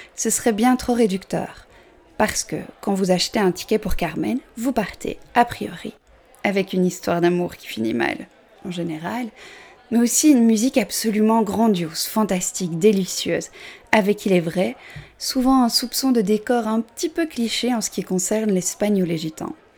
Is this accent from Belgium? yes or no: yes; Belgium; je suis belge, j'assume mon 70.